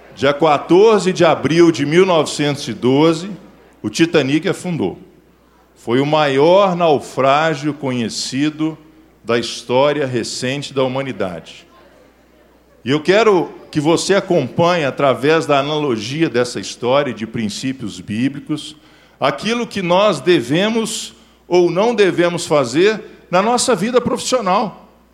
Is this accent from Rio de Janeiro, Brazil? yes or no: no; Belo Horizonte, Minas Gerais, Brazil; sou nascido em Belo Horizonte, criado em Belo Horizonte